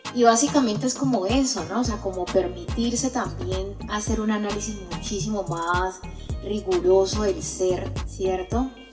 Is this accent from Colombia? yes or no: yes; Buenaventura, Valle del Cauca, Colombia; also born or lived in Cali; yo soy una chica de Buenaventura, nacida aquí, amante de Buenaventura, que por cosas de la vida tuve que estar en otros espacios como en Cali